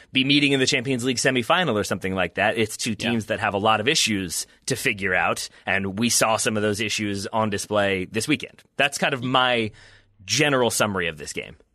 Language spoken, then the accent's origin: English; United States; as an American